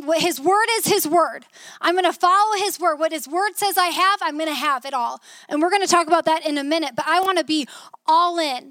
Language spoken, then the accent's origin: English; Mason City, Iowa, United States; moved away as an adult; also born or lived in Arizona / Florida; I grew up here in Iowa, and at 18, the Lord called me out to Arizona